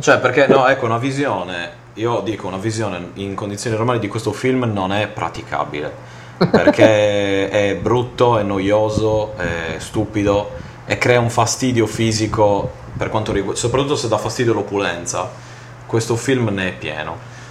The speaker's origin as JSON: {"language": "Italian", "region": "Sardinia", "country": "Italy", "said": "in quanto sardo"}